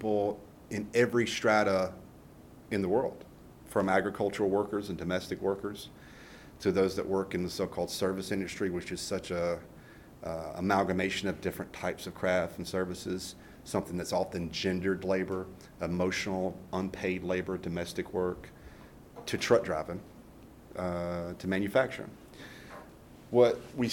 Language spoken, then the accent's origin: English; Fayetteville, Georgia, United States; I grew up in Noonan, Fayette County, Fayetteville, Georgia